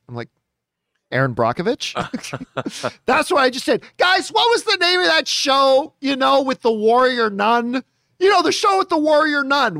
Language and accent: English; Canada; as a Canadian and as an Italian